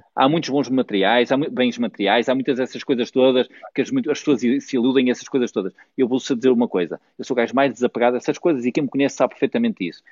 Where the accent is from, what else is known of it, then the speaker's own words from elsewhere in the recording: Barcelos, Norte, Portugal; eu sou da minha terra, pá. É verdade, Barcelos, a Barcelos